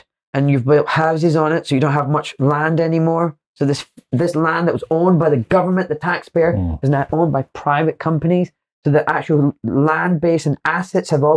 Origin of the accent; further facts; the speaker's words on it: Glasgow, Scotland, United Kingdom; I'm from Glasgow